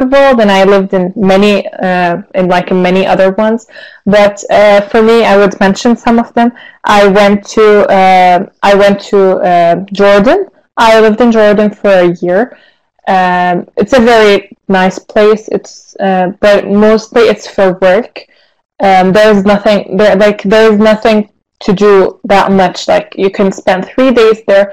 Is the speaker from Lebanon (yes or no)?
yes; Lebanon; also born or lived in Syria / Istanbul, Turkey; now in Turkey; I was born in Syria and I was raised in Lebanon. Before I come here to Turkey, I moved back to Turkey